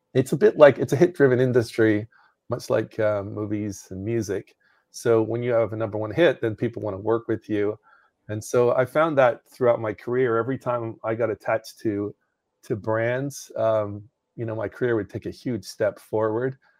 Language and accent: English; Northern Ireland, United Kingdom; moved away; I was in the United Kingdom, so I grew up in Northern Ireland.